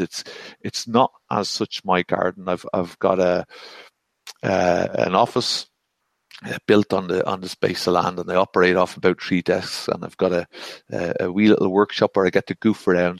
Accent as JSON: {"language": "English", "country": "Ireland", "said": "I'm Irish and male"}